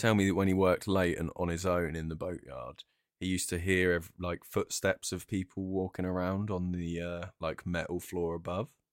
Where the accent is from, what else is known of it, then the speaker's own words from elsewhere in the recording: Brighton, South East England, United Kingdom; I'm from Brighton